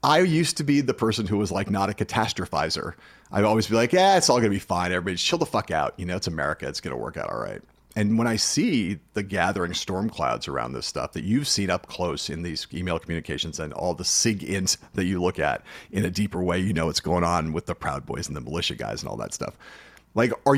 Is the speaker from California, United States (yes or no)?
yes; Southern California, United States; when I was growing up in Southern California